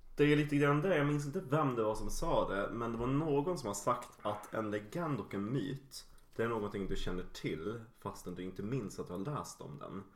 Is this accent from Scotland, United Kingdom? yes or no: no; Yorkshire and the Humber, United Kingdom; moved away; i eh, England, i mina hemtrakter i Yorkshire